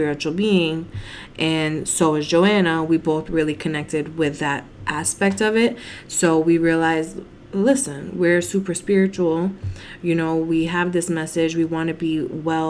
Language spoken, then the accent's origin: English; East Coast, United States; we're from the East Coast.